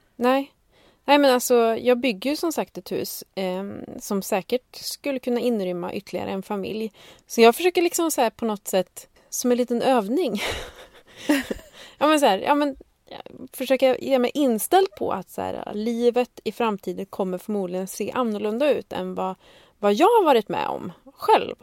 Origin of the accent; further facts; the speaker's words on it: Sweden; vi svenskar